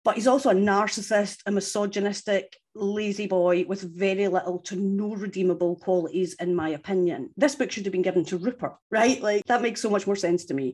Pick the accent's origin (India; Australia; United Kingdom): United Kingdom; Scotland; I'm from Scotland